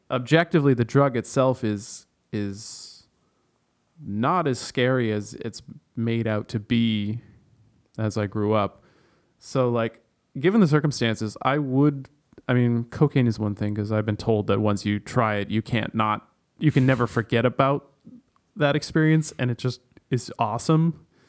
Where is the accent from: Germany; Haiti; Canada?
Canada; where I grew up in Canada, we had, like, mountain lions and cougars